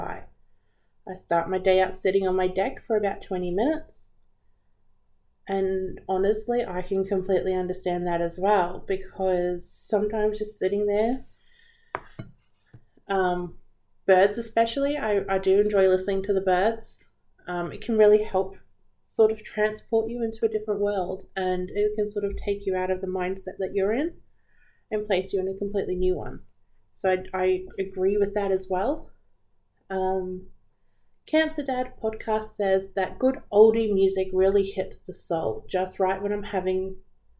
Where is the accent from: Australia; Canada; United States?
Australia; Growing up in Australia, we're always surrounded by beaches.